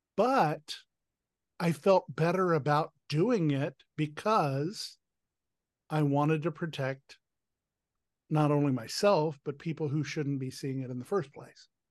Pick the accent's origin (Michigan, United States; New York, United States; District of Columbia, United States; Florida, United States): District of Columbia, United States; Washington; DC is my hometown.